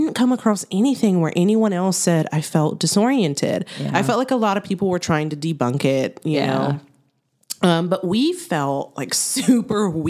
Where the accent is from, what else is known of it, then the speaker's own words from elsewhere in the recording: Austin, Texas, United States; We're from Austin